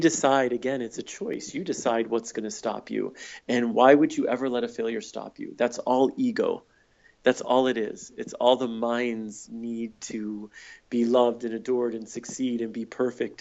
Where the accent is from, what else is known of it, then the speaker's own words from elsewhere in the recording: Michigan, United States; moved away as an adult; also born or lived in San Francisco; I moved from Michigan, where I grew up and went to college, to San Francisco